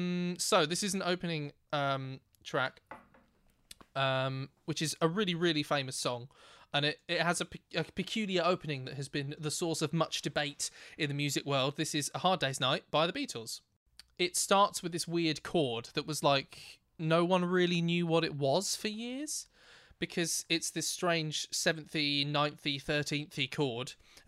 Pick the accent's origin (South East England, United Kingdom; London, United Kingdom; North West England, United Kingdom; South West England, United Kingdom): South East England, United Kingdom; Thame; Where I grew up in Tame, which is a wonderful part of the world